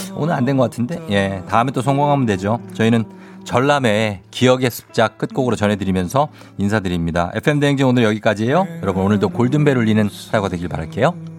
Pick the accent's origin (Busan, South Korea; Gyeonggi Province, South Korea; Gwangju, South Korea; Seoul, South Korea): Seoul, South Korea; 내가 나 서울 출신이지만